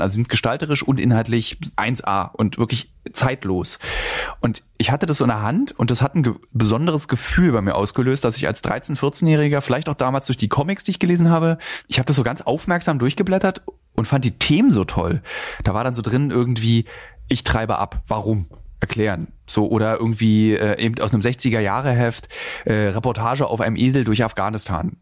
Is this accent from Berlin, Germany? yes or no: yes; Berlin, Germany; ich als Berliner habe natürlich einen enormen Vorteil gegenüber den vielen anderen und ihrem Verhältnis zu den Eltern. Wir konnten uns nie entfremden. Meine Eltern und ich, wir haben seit meiner Geburt im Radius von zehn Minuten öffentliches Verkehrsmittel und 20 Minuten Laufen gewohnt